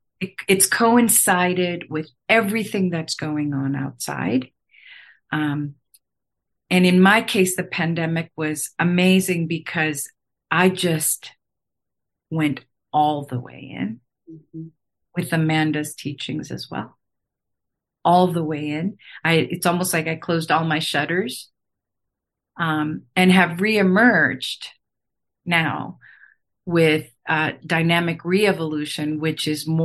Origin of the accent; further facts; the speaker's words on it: Chiang Mai, Thailand; born there; I said I was born in Chiang Mai, Thailand, which I never talk about.